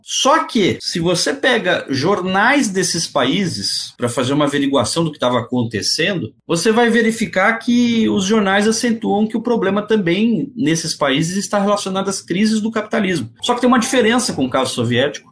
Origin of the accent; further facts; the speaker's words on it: São Paulo, Brazil; eu vim da periferia aqui de São Paulo, aquela realidade difícil